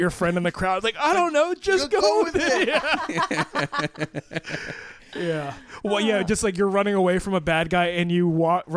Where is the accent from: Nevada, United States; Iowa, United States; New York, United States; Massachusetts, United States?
Iowa, United States; Marshalltown; I was born in Marshalltown, Iowa in the 90s, and like when you're an Asian kid in an all white town